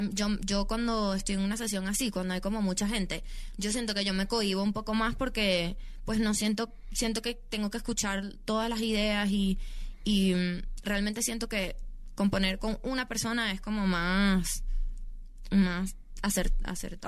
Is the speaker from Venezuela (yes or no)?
yes; Venezuela; yo soy una humilde venezolana. De, que crecí en, en, Venezuela